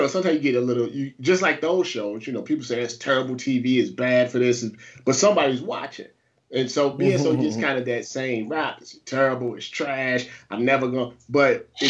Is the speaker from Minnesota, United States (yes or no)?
no; St. Louis, Missouri, United States; also born or lived in Ohio; I'm from St. Louis, Missouri.